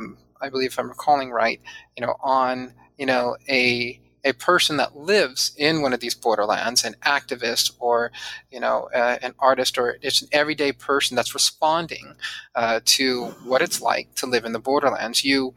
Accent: San Diego, California, United States; I grew up mostly in Southern California, well, not mostly, all in Southern California, and primarily in San Diego.

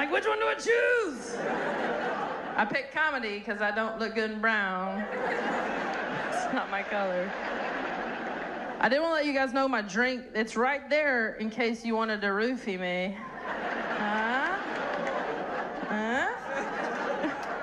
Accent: North Carolina, United States; moved away; I'm from North Carolina

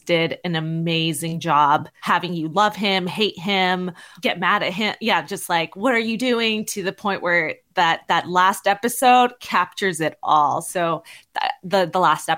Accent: New Jersey, United States; moved away as an adult; now in California, United States; I'm from Jersey originally

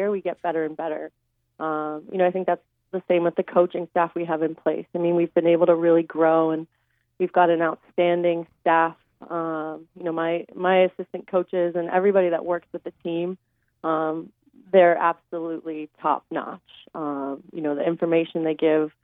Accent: Ocean City, New Jersey, United States; I'm from New Jersey, a product of South Jersey Ocean City High School

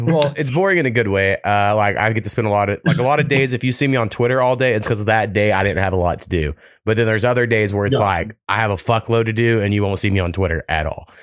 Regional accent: Oklahoma, United States; I grew up like four miles from Texas

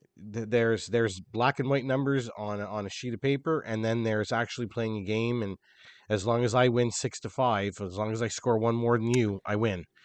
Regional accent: Canada; we're Canadian boys

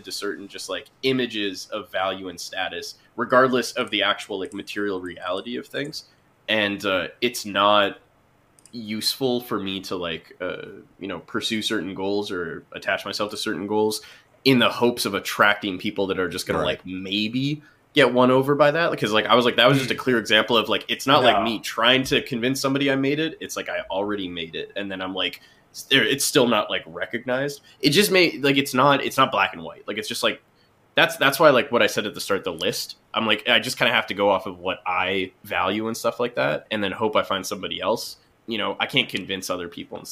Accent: Canada

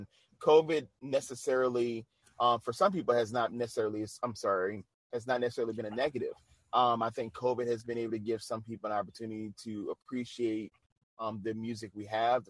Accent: New Orleans, Louisiana, United States; me being from the South, I don't really have the accent that most people from New Orleans have. So it makes it hard. They're like, you're from New Orleans? I'm like, yeah.

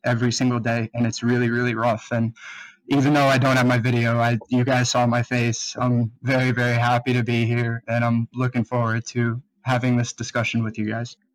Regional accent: South Florida, United States; I'm twenty-four, um, I'm from South Florida

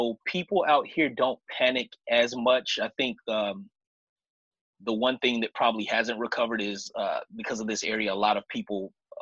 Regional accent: Chicago, Illinois, United States; now in Vancouver, Washington, United States; I'm originally from Chicago, been out here in the Northwest for about half my life at this point, a little over half my life, actually

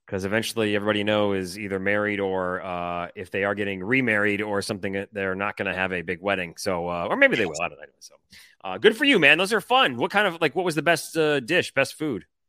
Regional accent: Detroit, Michigan, United States; moved away; I'm from Detroit

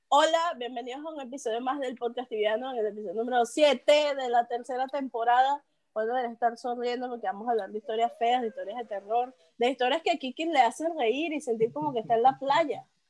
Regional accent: Caracas, Capital District, Venezuela; moved away; also born or lived in Amuay, Falcón, Venezuela; Yo vivía en un pueblito que se llama Amuay. Yo soy de Caracas, pero me mudé a Amuay.

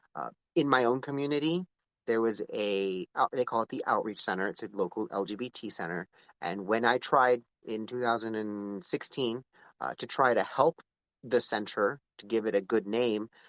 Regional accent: Palmdale, California, United States; I'm from Palmdale

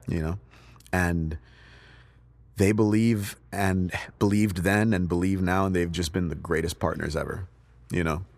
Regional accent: United States; born or raised there; also born or lived in Nigeria

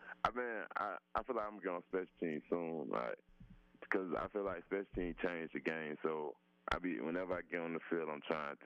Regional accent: Florida, United States; moved away as an adult; I was originally from Florida

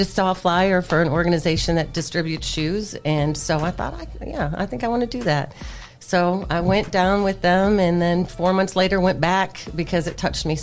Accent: Toledo, Ohio, United States; moved away as an adult; also born or lived in North Carolina / Atlanta, Georgia; I am born and raised in Toledo, Ohio. Went to Rogers High School.

